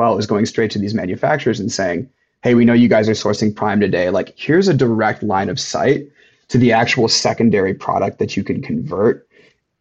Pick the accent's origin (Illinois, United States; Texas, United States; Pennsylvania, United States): Illinois, United States; Chicago; since I was a child growing up in Chicago